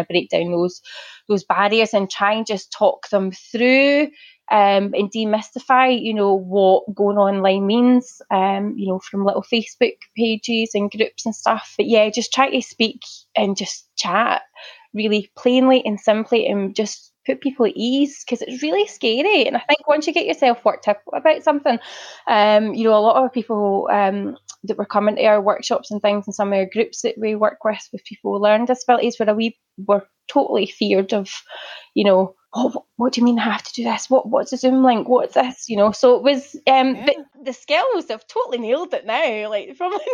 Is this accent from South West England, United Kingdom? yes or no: no; Glasgow, Scotland, United Kingdom; moved away; I'm from Glasgow originally.